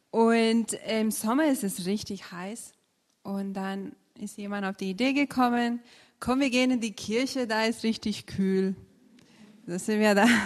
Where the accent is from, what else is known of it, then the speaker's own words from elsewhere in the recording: India; now in Lauchringen, Germany; ich komme aus Indien, lebe seit 2000 in Lauchringen.